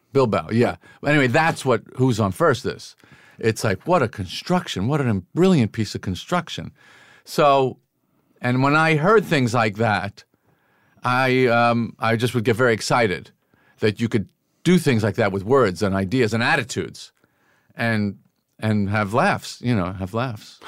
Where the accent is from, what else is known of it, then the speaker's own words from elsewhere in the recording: Massapequa, New York, United States; growing up in Massapequa